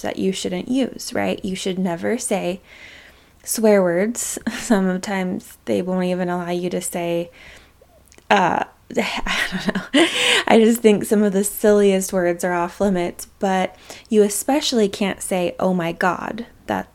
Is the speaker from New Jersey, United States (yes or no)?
no; Utah, United States; I was born a couple years before the 90s, but lived there